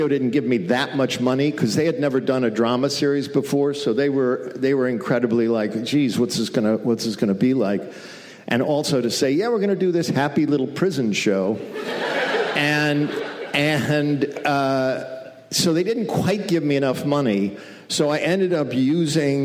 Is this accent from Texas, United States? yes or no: no; Western New York, United States; I grew up in Western New York when Attica happened